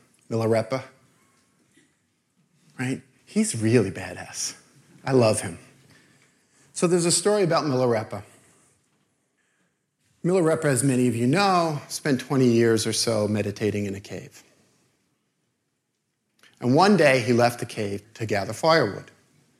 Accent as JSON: {"language": "English", "town": "New York City", "region": "New York", "country": "United States", "said": "I'm from Brooklyn"}